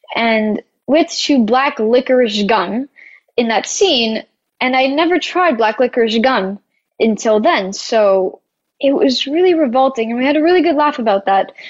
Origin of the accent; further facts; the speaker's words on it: Canada; I come from Canada and we were in Georgia